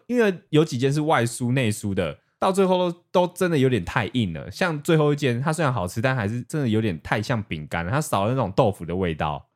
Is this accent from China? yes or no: no; Taiwan; 因为我是台湾人